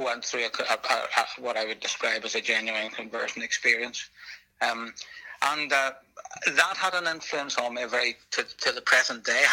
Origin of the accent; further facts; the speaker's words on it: Northern Ireland, United Kingdom; now in England; sometimes I describe myself as an Ulsterman, because I grew up in Northern Ireland